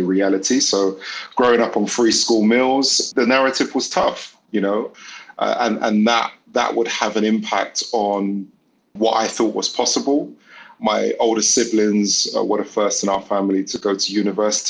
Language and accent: English; London, United Kingdom; I grew up in the East End of London.